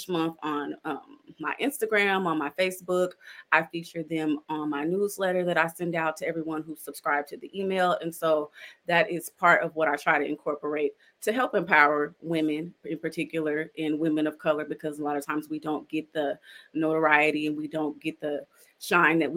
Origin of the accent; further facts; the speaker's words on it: South Carolina, United States; moved away; I'm originally from South Carolina